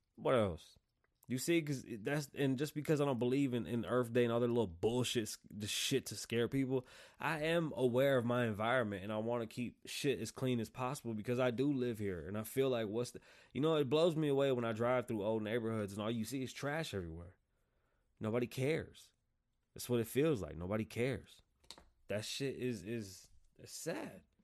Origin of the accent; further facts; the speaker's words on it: United States; I'm American